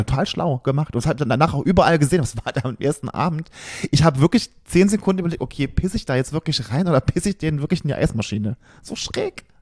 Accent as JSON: {"language": "German", "country": "Germany", "said": "bei uns in Deutschland"}